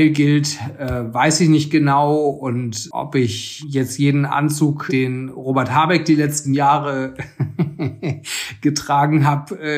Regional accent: Frankfurt, Hesse, Germany; Ich bin in Frankfurt aufgewachsen und da hat man in den 90er Jahren auch einen sehr eigenen Kleidungsstil gehabt.

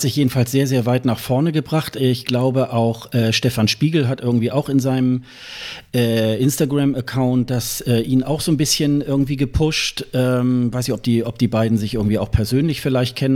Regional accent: Germany; wir als, als Deutsche

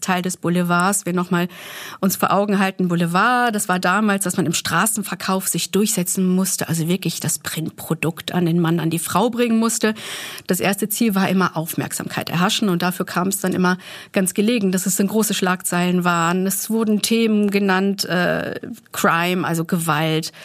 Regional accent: Germany; wir als Deutsche

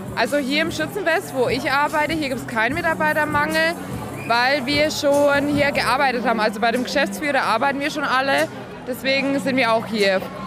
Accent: Ludwigsstadt, Bavaria, Germany; ich komme aus dem Landkreis Kronach. Aus Ludwigstadt

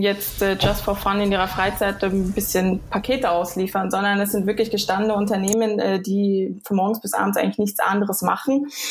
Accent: near Frankfurt, Hesse, Germany; also born or lived in Düsseldorf; now in Switzerland; geboren in Düsseldorf, aber aufgewachsen in der Nähe von Frankfurt

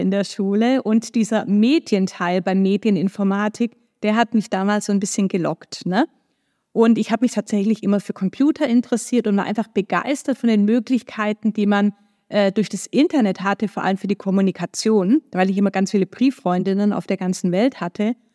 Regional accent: Stuttgart, Baden-Württemberg, Germany; moved away as an adult; also born or lived in Ulm / United States; now in Hamburg, Germany; Geboren bin ich in Stuttgart, wie man mir vielleicht auch anhört. Also aus Baden-Württemberg komme ich, bin da auch aufgewachsen

